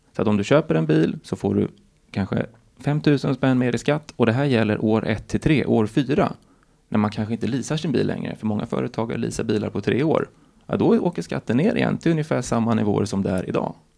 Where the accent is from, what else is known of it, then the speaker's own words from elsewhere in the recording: Stockholm, Stockholm County, Sweden; moved away; also born or lived in Gothenburg; Jag är född i Stockholm. Jag bodde bara femton korta år i Göteborg